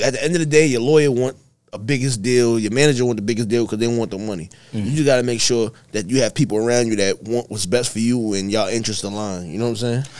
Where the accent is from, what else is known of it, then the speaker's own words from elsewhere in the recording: New York, United States; we are from New York